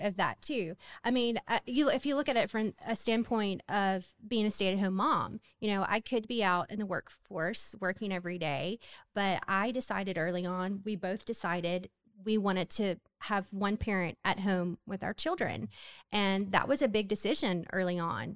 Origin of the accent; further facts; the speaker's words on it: Hammond, Louisiana, United States; I'm from Hammond, Louisiana